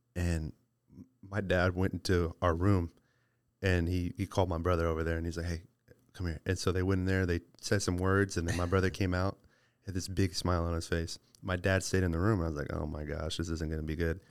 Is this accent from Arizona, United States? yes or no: no; Midland, Texas, United States; I was born in Midland